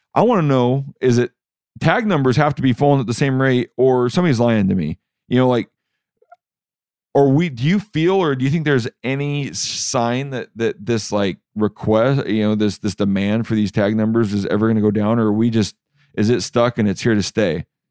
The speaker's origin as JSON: {"language": "English", "region": "Washington", "country": "United States", "said": "When you're from Washington, like myself"}